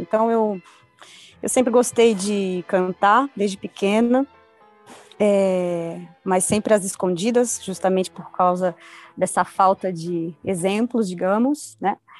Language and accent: Portuguese; Guarulhos, São Paulo, Brazil; moved away as an adult; also born or lived in Cuba; now in Buenos Aires, Argentina; eu sim sou nascida em Guarulhos, é, na periferia do Parque Alvorada, é, em São Paulo